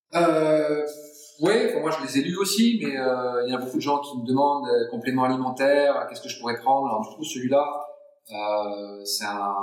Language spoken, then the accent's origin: French; France; je suis français